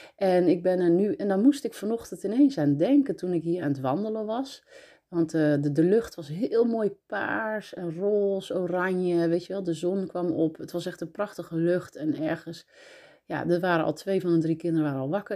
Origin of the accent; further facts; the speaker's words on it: Breda, North Brabant, Netherlands; also born or lived in North Holland; now in Nuenen, Netherlands; Ik ben eh, geboren in Noord-Holland, opgegroeid in Breda